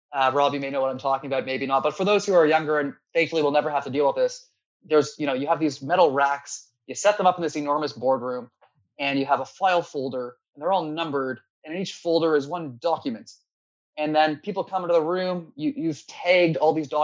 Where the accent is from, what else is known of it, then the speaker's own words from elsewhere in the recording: Toronto, Ontario, Canada; I was born in Toronto, Canada, in a suburb just outside of there